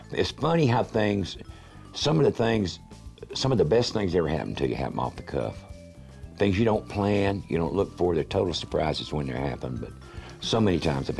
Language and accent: English; Valdosta, Georgia, United States; also born or lived in Wilmington, North Carolina / North Carolina / South Carolina; I was born in Wilmington, North Carolina, and I had gone to first grade all of 2 weeks when my dad changed jobs, and we moved to Valdosta, Georgia. I lived in North Carolina, South Carolina, and in Georgia in my formative years.